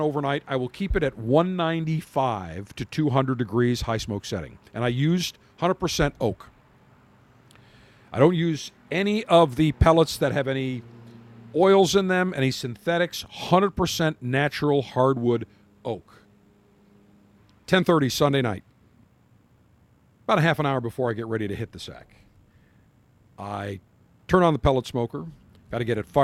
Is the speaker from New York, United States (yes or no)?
yes; Buffalo, New York, United States; now in Tampa, United States; I am from Buffalo